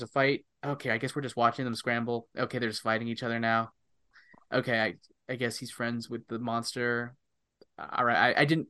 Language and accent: English; California, United States; I mean, I grew up in Northern California and used to say it all the time, so I can confirm.